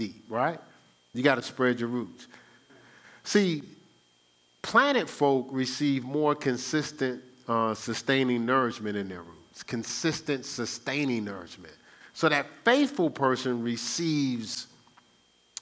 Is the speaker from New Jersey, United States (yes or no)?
yes; New Jersey, United States; I'm from New Jersey, the Garden State